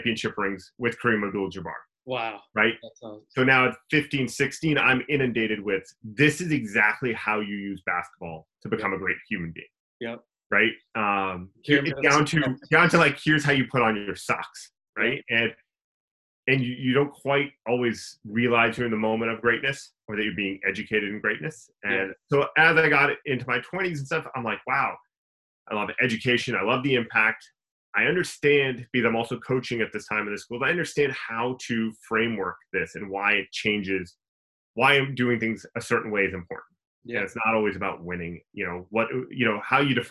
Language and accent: English; Calgary, Alberta, Canada; I was born and raised out in Calgary, Alberta, Canada